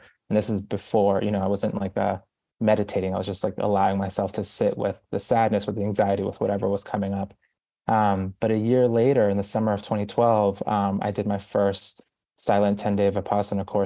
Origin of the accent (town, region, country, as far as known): Boston, Massachusetts, United States; born or raised there; moved away as an adult; also born or lived in Guayaquil, Ecuador; now in New York City, United States